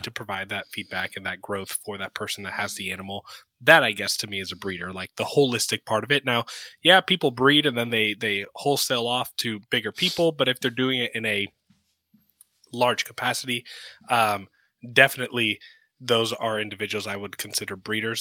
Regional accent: Sarasota, Florida, United States; I grew up in Sarasota, Florida

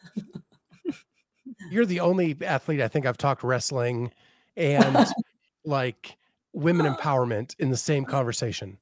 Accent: Northeast, United States; moved away as an adult; also born or lived in Tallahassee, Florida; growing up in the Northeast

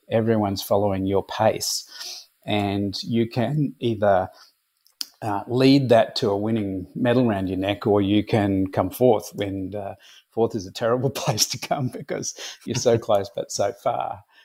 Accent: Brisbane, Queensland, Australia; I was born and raised in Brisbane

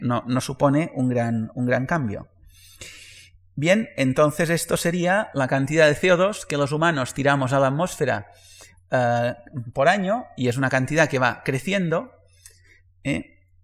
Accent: Majorca, Balearic Islands, Spain; moved away as an adult; also born or lived in Barcelona; yo soy mallorquín

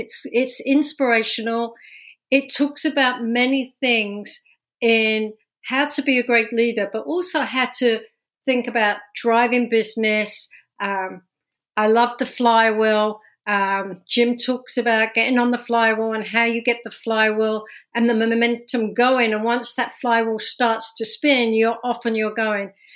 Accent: London, United Kingdom; accent: London; moved away as an adult; now in New Jersey, United States; this accent's from London, born and raised

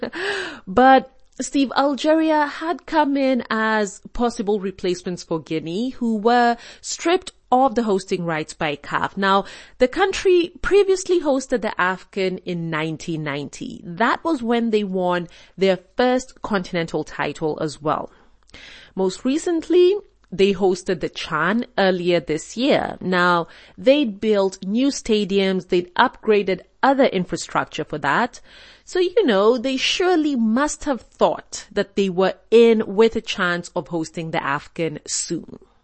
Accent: Kenya; being Kenyan

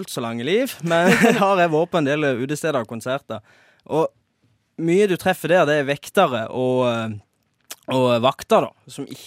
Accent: Rogaland, Norway; Ja, i hvert fall nede der jeg kommer ifra. Der har det jo, eller ikke akkurat der, men i Rogaland

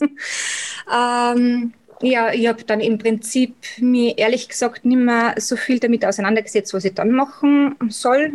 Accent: Salzburg, Austria; accent: Austrian dialect; wie bei eben schon unschwer im Dialekt erkennen kann, komme ich aus Österreich, also genau in Salzburg

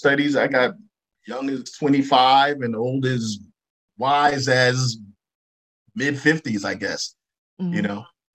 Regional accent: New York City, New York, United States; when I grew up in Brooklyn

